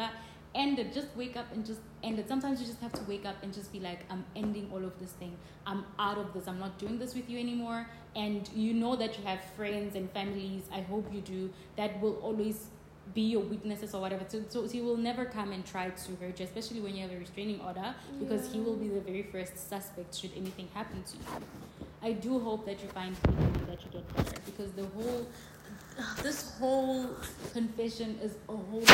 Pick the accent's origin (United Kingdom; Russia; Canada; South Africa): South Africa; moved away; in South Africa we have chicken from Nando's